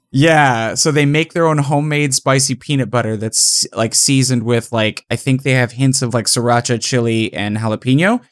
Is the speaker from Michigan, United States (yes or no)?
no; Manhattan, Kansas, United States; born or raised there; moved away